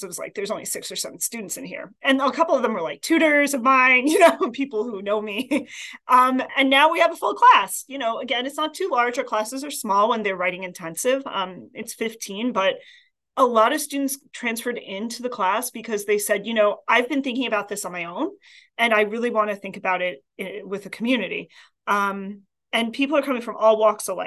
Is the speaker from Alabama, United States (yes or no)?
no; New York City, New York, United States; moved away as an adult; also born or lived in Queens, New York / Massachusetts / Boston; now in Vermont, United States; I grew up in Staten Island, New York, but I was born in Queens